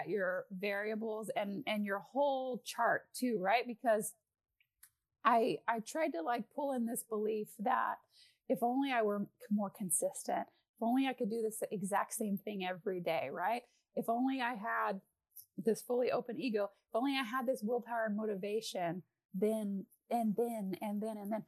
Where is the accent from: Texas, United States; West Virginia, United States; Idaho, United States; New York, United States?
Texas, United States; I'm Texan